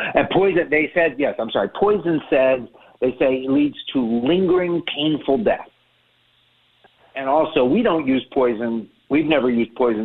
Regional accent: Miami, Florida, United States; I grew up in Miami.

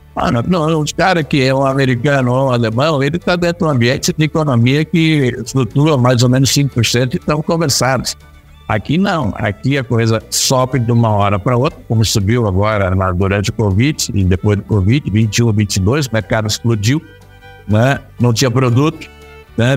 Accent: Brazil; eu sou o único brasileiro na nossa posição

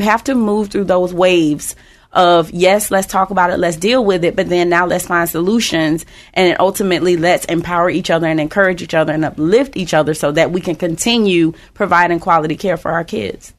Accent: West Palm Beach, Florida, United States; now in Tampa Bay, United States; We're originally from West Palm Beach. We have absolutely no family here, but we decided a long time ago we're not leaving.

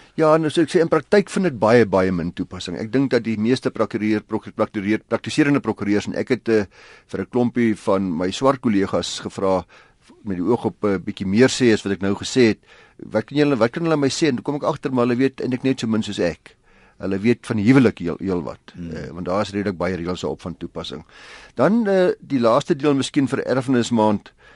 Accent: South Africa; ons as Suid-Afrikaners

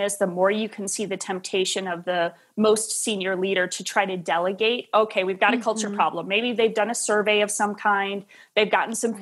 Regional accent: Wisconsin, United States; moved away as an adult; also born or lived in Tennessee / Nashville; Midwest kid, born and raised in Wisconsin

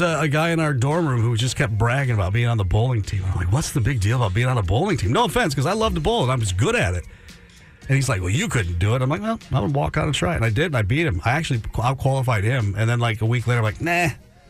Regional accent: Midwest, United States; moved away; I'm from the Midwest

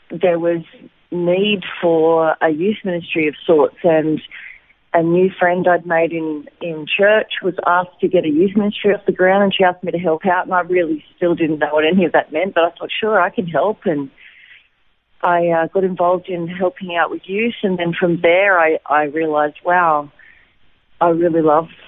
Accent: Wollongong, New South Wales, Australia; moved away as an adult; also born or lived in Lismore, New South Wales / Sydney; now in Israel; I was actually born in Lismore, in uh, New South Wales, up near the Queensland border, but I grew up in Wollongong mm-hmm. on the south coast. And uh, yeah, and then I moved to Sydney and had been in Sydney before here for about almost 20 years.

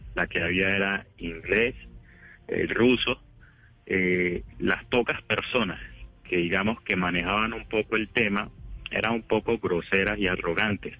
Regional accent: Quibdó, Chocó, Colombia; soy de Quito o era del Chocó, soy negro

